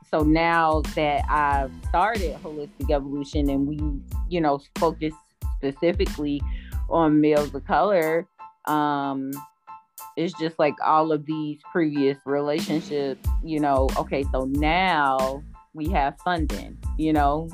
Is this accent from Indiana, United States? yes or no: yes; Gary, Indiana, United States; I'm originally from Gary, Indiana. I still live in Northwest Indiana